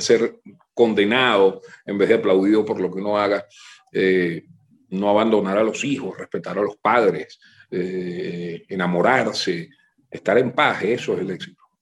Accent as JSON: {"language": "Spanish", "country": "Venezuela", "tie": "born or raised there", "also_born_or_lived": "New Haven, United States", "said": "yo soy venezolano, Yo, yo soy de aquí, yo pertenezco a esto."}